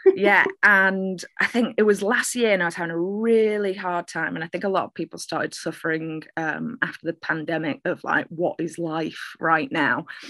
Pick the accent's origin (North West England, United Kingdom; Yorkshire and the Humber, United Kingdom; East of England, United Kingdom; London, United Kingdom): North West England, United Kingdom; Manchester; I'm a Mancunian poet. I am uh, originally from Manchester. Uh, not sure where my accent's from